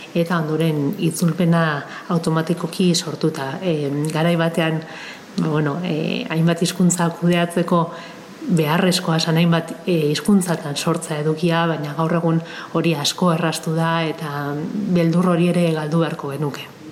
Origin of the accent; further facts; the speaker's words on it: Eibar, Basque Country, Spain; ni eibartarra naiz